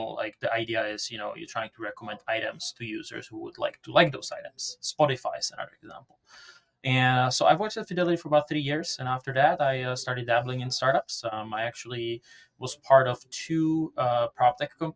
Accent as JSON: {"language": "English", "region": "Prague", "country": "Czechia", "tie": "born or raised there", "second_language": "English", "moved": "as an adult", "lives_now": "United States", "said": "as you can hear from my accent, I'm not from around here. So I was born and raised in Prague, the Czech Republic, and came to the US around 2012"}